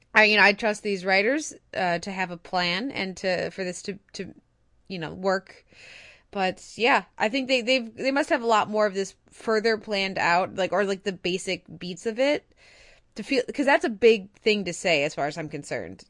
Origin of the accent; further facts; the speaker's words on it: United States; as an American